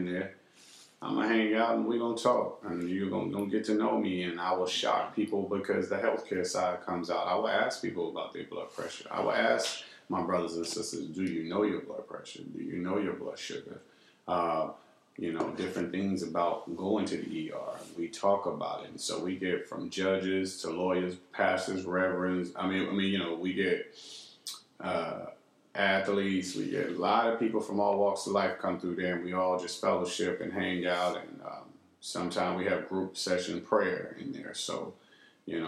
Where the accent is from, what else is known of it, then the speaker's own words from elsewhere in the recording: Texas, United States; I came from the Texas scene